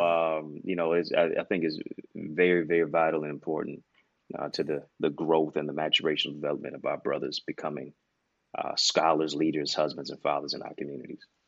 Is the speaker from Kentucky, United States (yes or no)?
no; Detroit, Michigan, United States; my hometown is Motown, Detroit, East Side